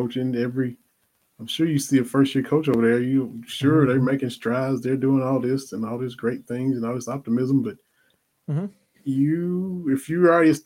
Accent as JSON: {"language": "English", "region": "the South", "country": "United States", "said": "we're from the South. We're in the SEC country"}